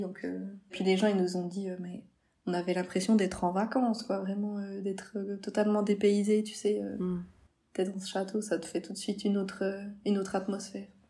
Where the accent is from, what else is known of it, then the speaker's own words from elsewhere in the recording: Switzerland; on vient de la Suisse